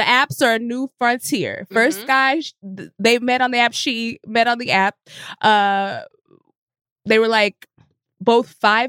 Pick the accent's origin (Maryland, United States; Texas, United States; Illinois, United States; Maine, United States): Texas, United States; Frisco; moved away; I'm from Dallas, Texas. Like Frisco